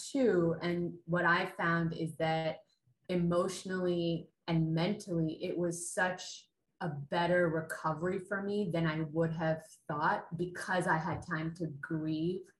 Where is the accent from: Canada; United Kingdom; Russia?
Canada; my background is South Asian, and I grew up in Canada, and I was born and raised in Canada